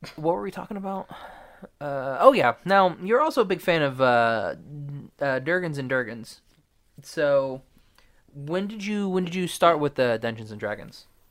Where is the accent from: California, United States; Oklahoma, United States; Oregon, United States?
Oklahoma, United States; I'm from Oklahoma